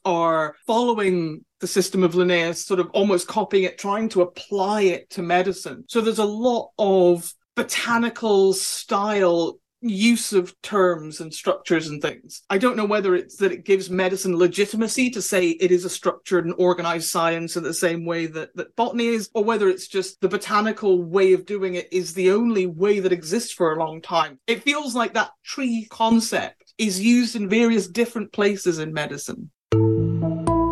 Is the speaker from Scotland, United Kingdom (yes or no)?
yes; Scotland, United Kingdom; I am Scottish